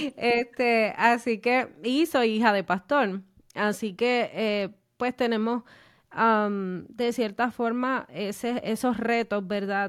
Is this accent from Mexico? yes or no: no; Puerto Rico; somos boricua